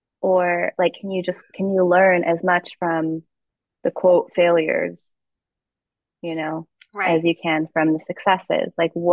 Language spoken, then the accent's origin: English; Philippines; So I think inherently, because I am Filipino, the work is Filipino.